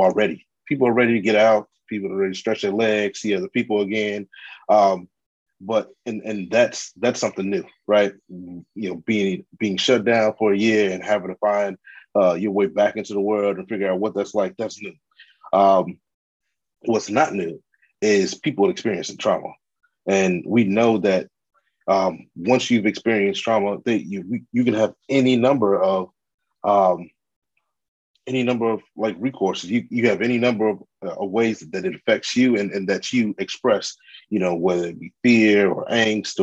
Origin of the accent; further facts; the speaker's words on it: Chicago, Illinois, United States; I am a Chicagoan, you know, born and raised